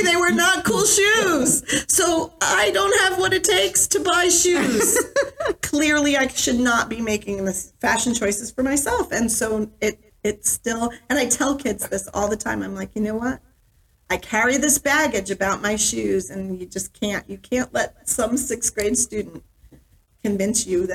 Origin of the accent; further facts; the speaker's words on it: New York, United States; also born or lived in Westchester County, New York / Rochester, New York; now in Vermont, United States; I grew up in New York State, in several places in New York State. Westchester County as an elementary school and junior high school student. And then I spent my high school years in Rochester, New York.